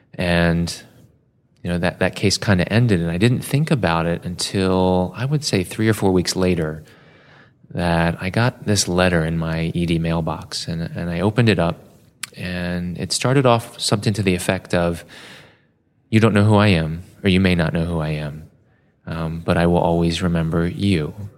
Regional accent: Baltimore, Maryland, United States; I was born in Baltimore at a little community hospital just down the road from where I currently practice at the University of Maryland. And for the first few years of my life, grew up in the city.

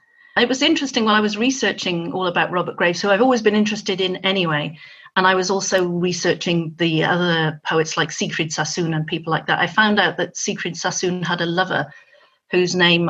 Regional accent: Nigeria; also born or lived in Dubai, United Arab Emirates / Hong Kong; As the child of an engineer, I grew up in Nigeria and Dubai and Hong Kong.

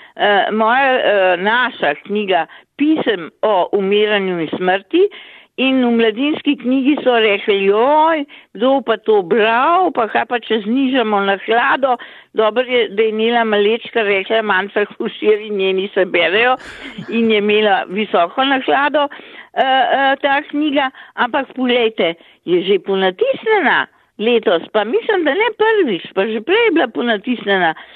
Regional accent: Slovenia; smo Slovenci uh, mnogokrat zaprti

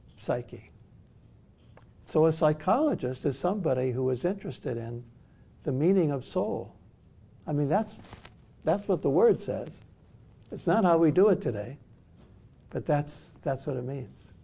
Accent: Detroit, Michigan, United States; I grew up in Detroit. I was born in Detroit

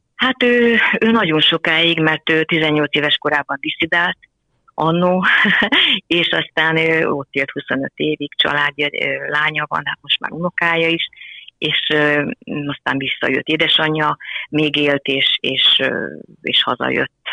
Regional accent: Nagybajom, Somogy, Hungary; now in Szentendre, Hungary; én is Somogyi vagyok, nagybajomi

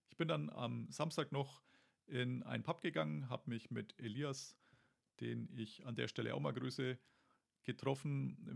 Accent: Germany; nee, nee, so oft bin ich ja nicht hier und außerdem bin ich ja aus Deutschland.

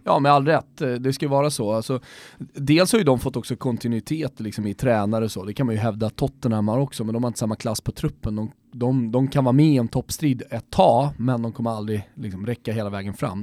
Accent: Sweden; som svensk

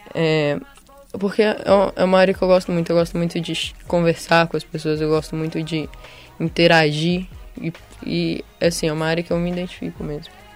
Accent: Belo Horizonte, Minas Gerais, Brazil; sou de Belo Horizonte mesmo.

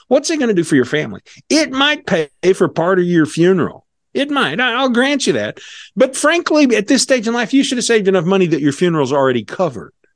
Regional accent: Missouri, United States; Missouri, because that's where he and I are from

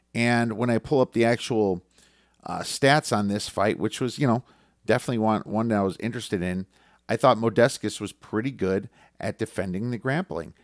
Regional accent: Chicago, Illinois, United States; also born or lived in Madison, Wisconsin; now in Arizona, United States; being that I was from Chicago and then Madison, Wisconsin

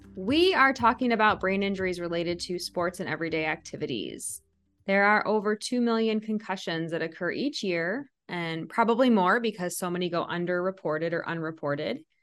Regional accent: Iowa, United States; I'm from Iowa

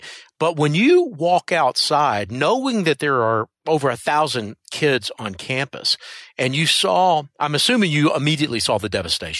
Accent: Memphis, Tennessee, United States; I was born in Memphis. My family is all around Jackson and Martin and Bradford, Tennessee, all that kind of, you know, west, northwest Tennessee area.

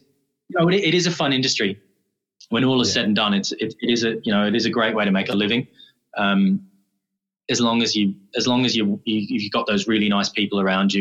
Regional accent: Dublin, Leinster, Ireland; moved away; originally from Dublin.

